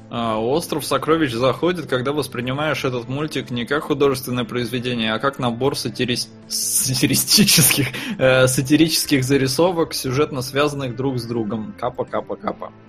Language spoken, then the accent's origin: Russian; Estonia; я вырос в Эстонии